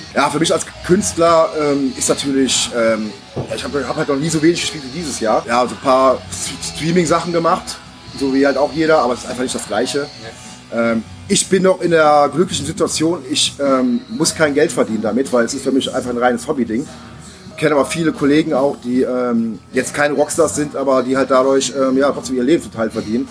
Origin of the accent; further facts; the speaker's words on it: Neuss, North Rhine-Westphalia, Germany; also born or lived in Offenbach; now in Düsseldorf, Germany; ich bin äh, gebürtiger Offenbacher. Ah, aber ich bin auch nur da geboren worden, also ähm, weil ich kenne diese Stadt gar nicht. Also steht halt auf meinem Ausweis. Aufgewachsen größtenteils in Neuss.